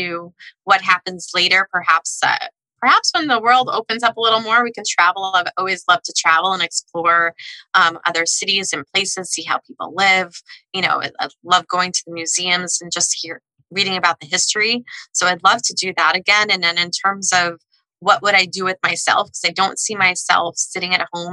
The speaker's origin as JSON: {"language": "English", "area": "Long Island", "region": "New York", "country": "United States", "tie": "born or raised there", "said": "I grew up in Long Island"}